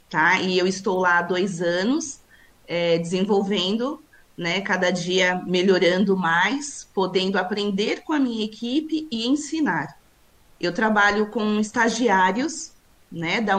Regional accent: São Paulo, Brazil; É, eu sou de São Paulo, sempre a... morei aqui, né?

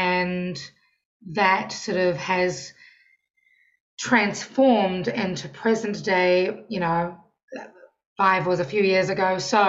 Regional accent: New Zealand; moved away as an adult; now in Washington, D.C., United States; I am your neighbour. I am from New Zealand. I've been in Washington, D.C. for almost 7 years now.

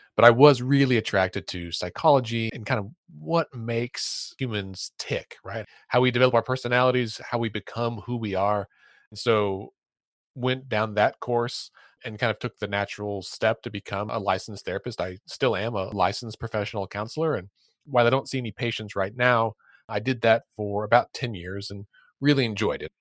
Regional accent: Oklahoma, United States; here in my home state of Oklahoma

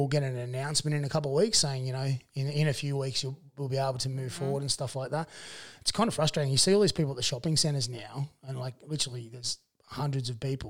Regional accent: Dubbo, New South Wales, Australia; born or raised there; also born or lived in Warren

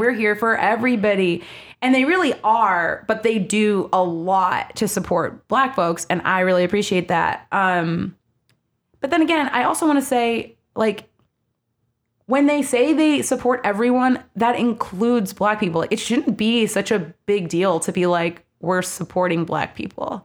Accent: Maryland, United States; I grew up in Maryland.

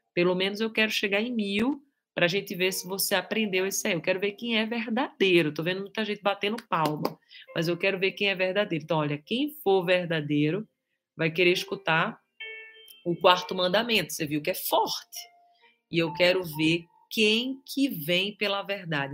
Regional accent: Recife, Pernambuco, Brazil; now in Guarujá, Brazil; Na minha terra, Recife

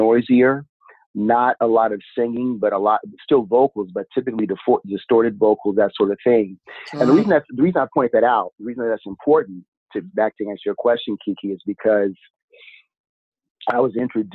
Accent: Pacific Northwest, United States; So I am from the Pacific Northwest

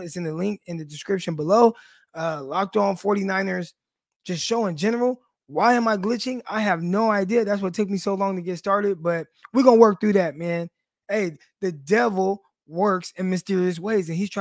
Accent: Stockton, California, United States; now in Arkansas, United States; I do live in Arkansas. Obviously, I'm from Stockton, California.

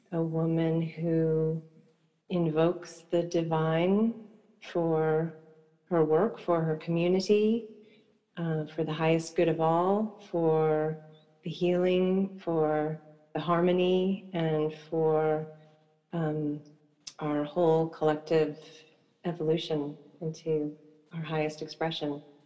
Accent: eastern Long Island, New York, United States; growing up on the East Coast in a um, very rural part of the eastern part of Long Island

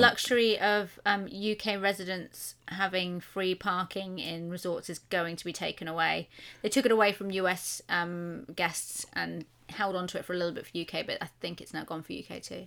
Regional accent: United Kingdom; we're British.

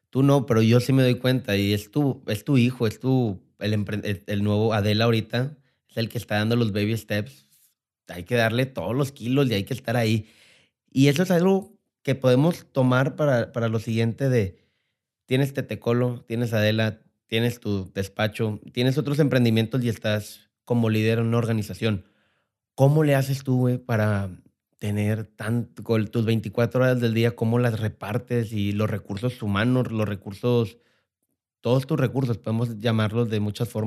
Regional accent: Mexico; soy mexicano, amo esta tierra y ve toda la riqueza que tenemos, tanto gastronómica como cultural

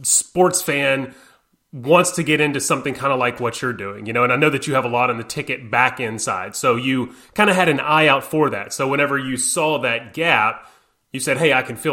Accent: Louisiana, United States; growing up in Louisiana when I was younger

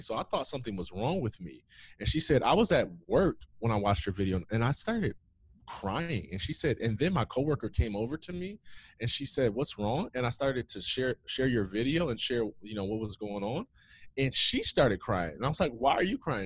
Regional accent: Jackson, Michigan, United States; nobody knows Jackson, Michigan. About an hour and a half west of Detroit. I grew up there in the streets.

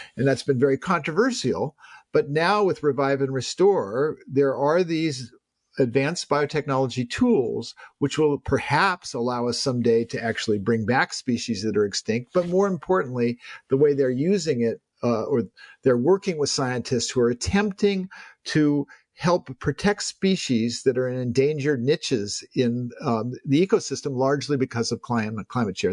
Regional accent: Palo Alto, California, United States; I'm someone who grew up in Silicon Valley

